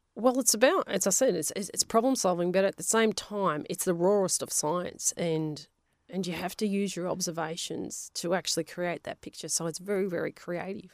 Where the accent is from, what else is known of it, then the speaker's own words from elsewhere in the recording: Melbourne, Victoria, Australia; first language Polish; English is a second language; moved away; also born or lived in Western Australia; we were from Avondale Heights there was a lot of Italians